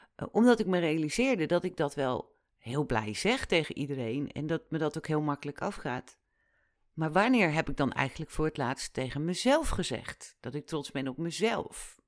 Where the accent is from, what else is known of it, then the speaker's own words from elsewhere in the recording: Netherlands; wij als Nederlanders